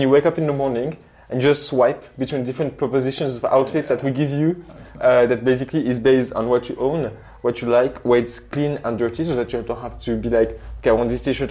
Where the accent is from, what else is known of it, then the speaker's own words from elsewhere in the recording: Morocco; now in Switzerland; I'm from Morocco